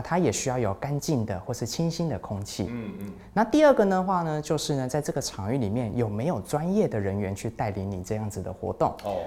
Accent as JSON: {"language": "Chinese", "town": "Taichung", "country": "Taiwan", "said": "我也是台中人"}